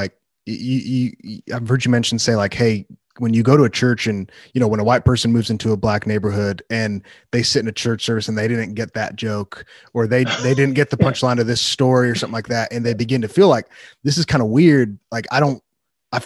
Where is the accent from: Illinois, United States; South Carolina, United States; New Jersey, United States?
Illinois, United States; Wheaton; I grew up in, right outside of Chicago, but I grew up in Wheaton, which is like a really affluent suburb.